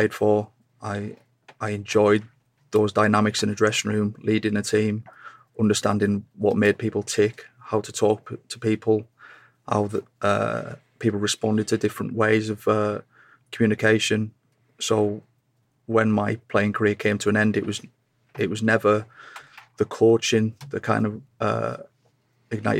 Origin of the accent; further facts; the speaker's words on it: Carlisle, North West England, United Kingdom; moved away as an adult; I was born in Carlisle, came through the ranks there, started playing for them at 17